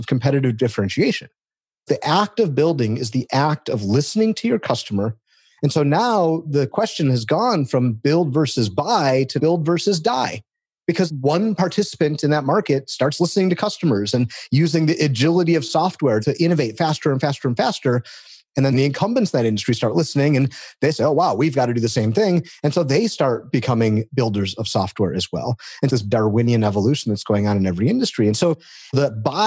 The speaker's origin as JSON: {"language": "English", "town": "Detroit", "region": "Michigan", "country": "United States", "tie": "born or raised there", "said": "I come from Detroit, the automotive capital of the world. And so I grew up around cars"}